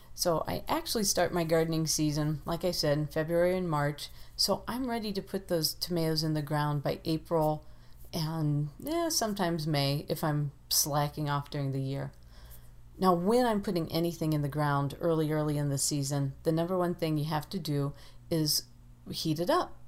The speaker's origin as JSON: {"language": "English", "region": "Ohio", "country": "United States", "tie": "born or raised there", "moved": "yes", "said": "Growing up in Ohio, we planted peas on St. Patrick's Day"}